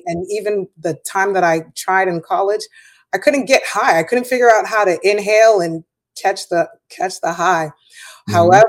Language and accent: English; Boston, Massachusetts, United States; Hey, so I'm from Boston, Massachusetts, and grew up in the South Shore area of Boston.